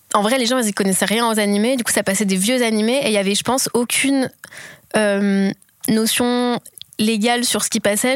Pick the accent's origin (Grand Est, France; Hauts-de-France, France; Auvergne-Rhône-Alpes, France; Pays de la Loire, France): Auvergne-Rhône-Alpes, France; Lyon; also born or lived in Paris / Marseille; je suis née dans la campagne autour de Lyon et ensuite j'ai fait mon lycée à Lyon